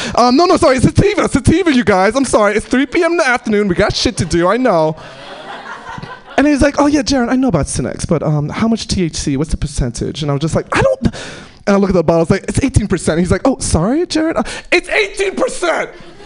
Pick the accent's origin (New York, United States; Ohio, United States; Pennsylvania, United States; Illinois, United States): New York, United States; New York City; moved away